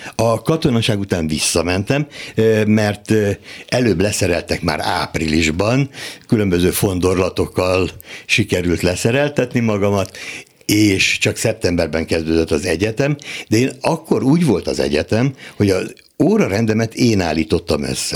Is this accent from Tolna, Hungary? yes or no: yes; Dunaföldvár, Tolna, Hungary; Dunaföldváron születtem, akkor még község volt